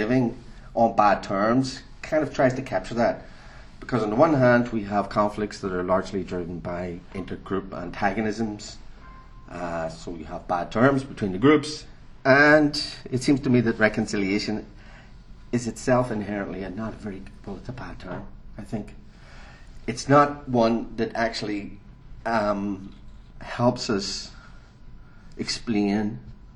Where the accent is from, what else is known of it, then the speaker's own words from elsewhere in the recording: Northern Ireland, United Kingdom; moved away; since I'm from Northern Ireland, and for me it was part of the lived experience of growing up in a conflict area